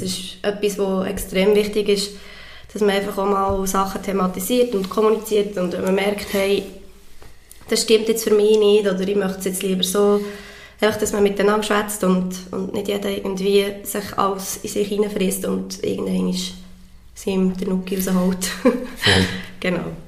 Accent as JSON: {"language": "German", "country": "Switzerland", "said": "wir haben natürlich als Schweizer"}